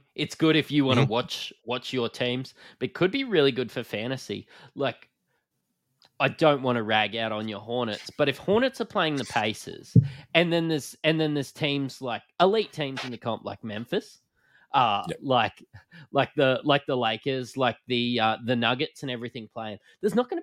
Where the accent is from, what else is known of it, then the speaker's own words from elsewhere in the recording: Australia; We're from Australia